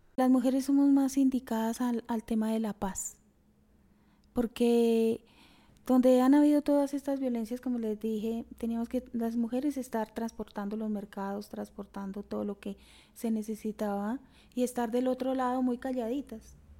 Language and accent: Spanish; Chiquinquirá, Boyacá, Colombia; also born or lived in Coscuez mines, western Boyacá; yo nací en Chiquinquirá, soy de una familia de 12 hermanos